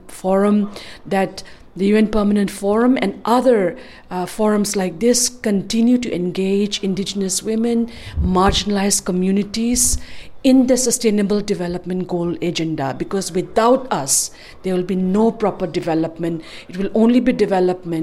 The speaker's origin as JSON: {"language": "English", "region": "Manipur", "country": "India", "said": "I am from Manipur, which is an indigenous Asiatic nation state located in the northeast of India, bordering Burma."}